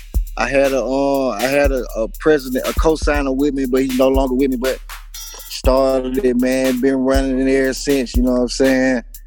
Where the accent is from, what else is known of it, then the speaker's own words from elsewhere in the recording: Mobile, Alabama, United States; also born or lived in Richmond, Virginia; I'm originally from Mobile. I was born in Mobile. I moved to Richmond, Virginia. Stayed in Midlothian projects for, you know what I'm saying, a couple years, you know. Yeah, I came back to Mobile when I was like 3 or 4. So, you know, I am a native of Mobile, Alabama